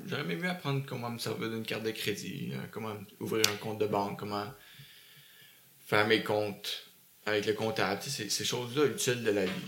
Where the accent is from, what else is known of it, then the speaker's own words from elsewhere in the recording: Beaconsfield, Quebec, Canada; also born or lived in Dorval; Après ça, on a déménagé à Beaconsfield. OK. Euh, dans l'ouest de l'île. Puis j'ai grandi là-bas jusqu'à 20 ans